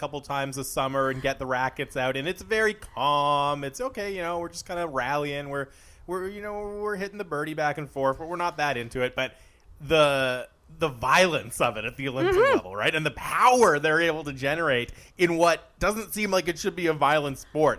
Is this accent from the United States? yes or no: no; Canada; we're Canada